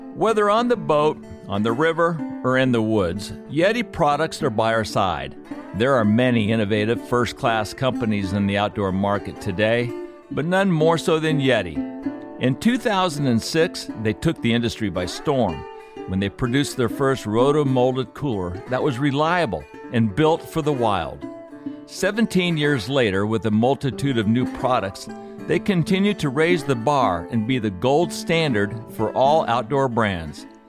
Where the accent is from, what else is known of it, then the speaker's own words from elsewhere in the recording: Aspen Valley, Colorado, United States; growing up in the Aspen Valley since nineteen sixty, this is, these are my roots